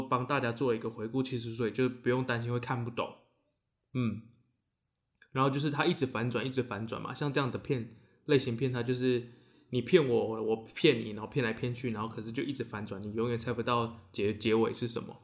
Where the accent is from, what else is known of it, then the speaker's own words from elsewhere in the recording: Taiwan; 我们台湾人